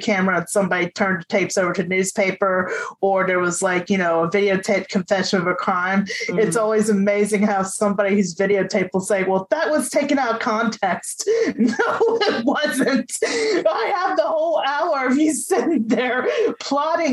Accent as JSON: {"language": "English", "region": "Virginia", "country": "United States", "tie": "born or raised there", "also_born_or_lived": "Indiana / Los Angeles", "moved": "yes", "lives_now": "Kentucky, United States", "said": "I was born and raised in Virginia"}